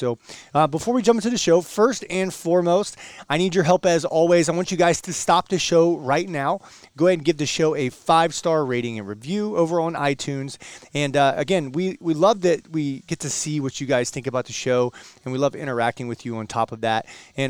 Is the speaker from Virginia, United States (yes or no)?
yes; Virginia, United States; one of the back roads where I grew up in Virginia.